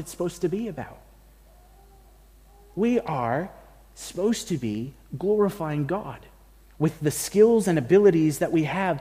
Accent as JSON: {"language": "English", "country": "United States", "moved": "yes", "lives_now": "Australia", "said": "I can say that as an American and a Mexican American at that."}